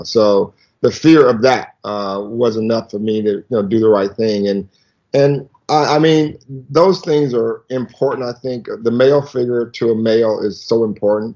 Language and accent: English; the South, United States; we grew up in the South